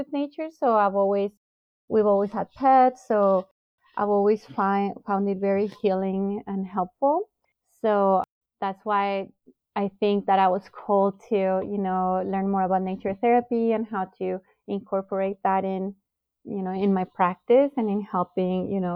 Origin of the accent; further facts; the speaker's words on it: Bogotá, Colombia; now in United States; I came originally from Bogota, Colombia